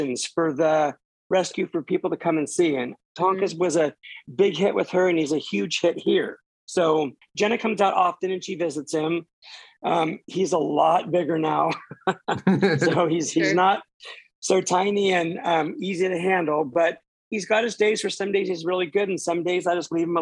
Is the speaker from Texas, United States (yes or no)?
no; Ferndale, California, United States; Born and raised in Ferndale